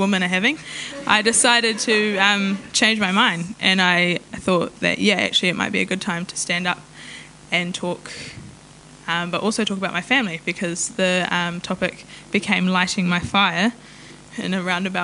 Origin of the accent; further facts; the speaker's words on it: New Zealand; first language Maori; English is a second language; also born or lived in Taranaki; I tipu au I raro I te maru o Maungawhau me Maunga Taranaki he Pākehā ahau and ko te reo Māori tōku reo tuatai